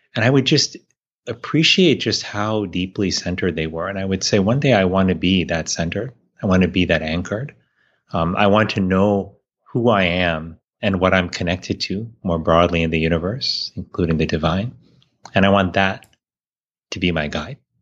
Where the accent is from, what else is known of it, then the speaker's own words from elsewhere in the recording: Miami, Florida, United States; I grew up in Miami, Florida